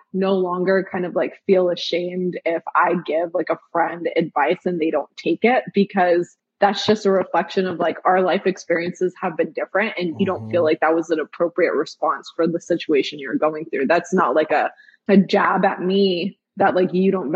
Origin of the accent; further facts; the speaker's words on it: New York City, New York, United States; now in Memphis, United States; we grew up in Park Slope